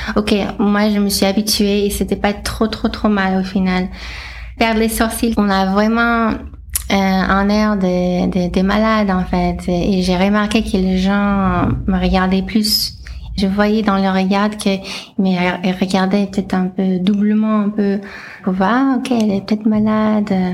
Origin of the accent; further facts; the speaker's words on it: Los Angeles, California, United States; French is a second language; moved away as an adult; now in France; je suis américaine à la base, euh, donc euh, j'ai grandi en Californie, à Los Angeles, et je suis arrivée en France en 2012